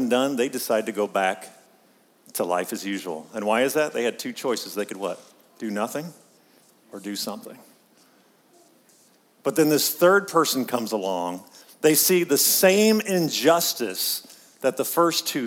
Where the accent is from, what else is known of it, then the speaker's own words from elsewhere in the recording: Pittsburgh, Pennsylvania, United States; I'm from Pittsburgh